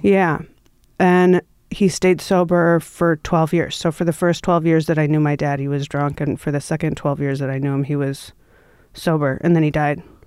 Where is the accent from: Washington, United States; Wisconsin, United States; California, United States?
Wisconsin, United States; Milwaukee; moved away; I come from Milwaukee.